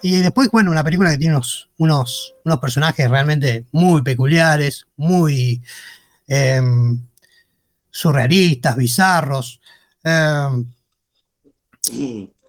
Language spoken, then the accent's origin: Spanish; Argentina; nosotros como argentinos